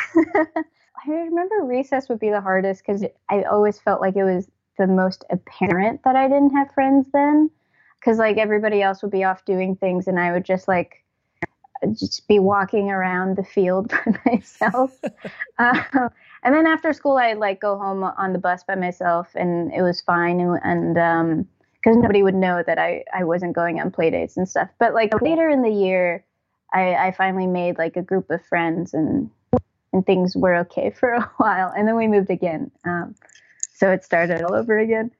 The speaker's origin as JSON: {"language": "English", "region": "New Jersey", "country": "United States", "tie": "born or raised there", "also_born_or_lived": "Toronto, Ontario, Canada", "lives_now": "New York, United States"}